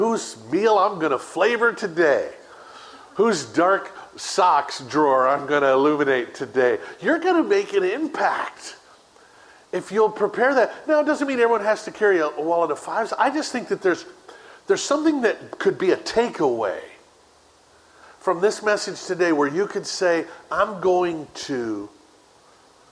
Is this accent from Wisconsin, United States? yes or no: no; Chicago, Illinois, United States; I grew up in Chicago too